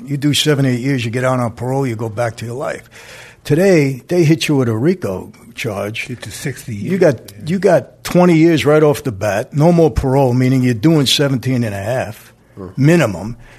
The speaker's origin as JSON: {"language": "English", "town": "New York City", "region": "New York", "country": "United States", "tie": "born or raised there", "said": "I grew up in Brooklyn, Greenpoint section"}